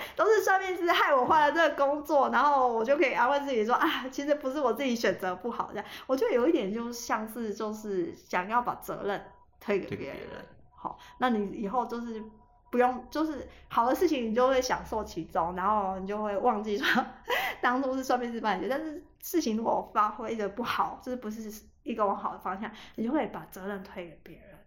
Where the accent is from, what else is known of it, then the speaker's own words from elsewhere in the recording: Taiwan; 我老家是在一个很偏僻的地方